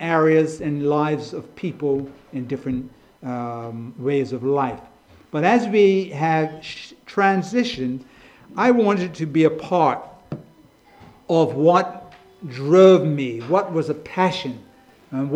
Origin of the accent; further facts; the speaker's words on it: Bermuda; moved away as an adult; now in England; I'm from Bermuda.